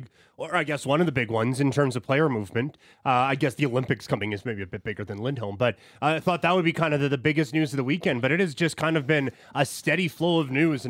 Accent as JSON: {"language": "English", "town": "Assiniboia", "region": "Saskatchewan", "country": "Canada", "tie": "born or raised there", "said": "my hometown of Assiniboia, Saskatchewan"}